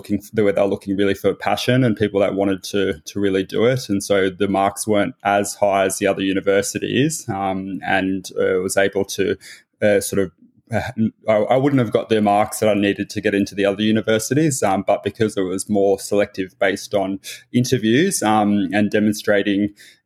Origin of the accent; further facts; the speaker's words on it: Griffith, New South Wales, Australia; moved away as an adult; also born or lived in United Kingdom; now in Sydney, Australia; I was born in Griffith in Australia, so a regional town, an agricultural town, about 7 hours inland by car from Sydney on the east coast of Australia